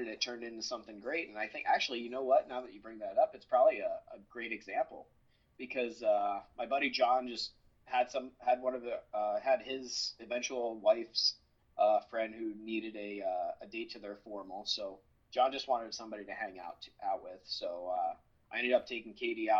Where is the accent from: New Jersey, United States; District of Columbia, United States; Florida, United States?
New Jersey, United States; I'm from New Jersey